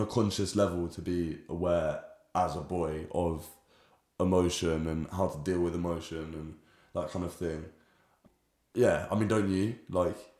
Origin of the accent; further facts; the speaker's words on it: London, United Kingdom; growing up in London